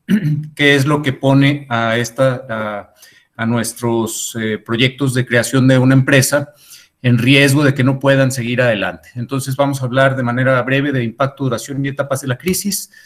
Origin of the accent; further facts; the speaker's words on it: Mexico; nuestra economía mexicana